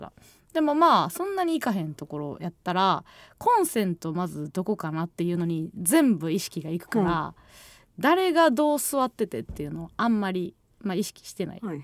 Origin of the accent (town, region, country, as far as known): Kansai, Osaka, Japan; born or raised there